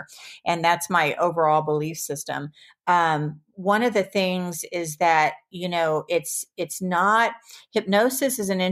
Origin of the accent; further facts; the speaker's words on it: the Bible Belt, United States; moved away; also born or lived in Seattle / Malibu; I was raised in the Bible Belt